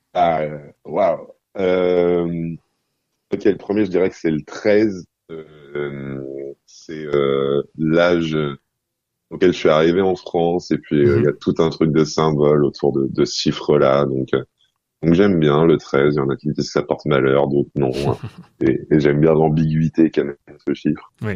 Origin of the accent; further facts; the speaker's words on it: Cairo, Cairo Governorate, Egypt; la collection immense de, CD et de cassettes qu'il y avait dans, le salon de mon appartement au Caire